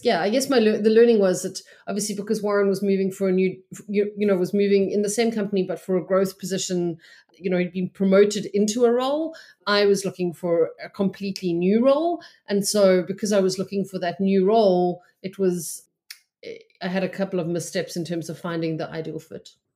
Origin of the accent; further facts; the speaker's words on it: Cape Town, Western Cape, South Africa; moved away as an adult; also born or lived in Johannesburg; now in St Albans, United Kingdom; We're both originally from Cape Town, but we had moved to Johannesburg for my job, uh, in twenty sixteen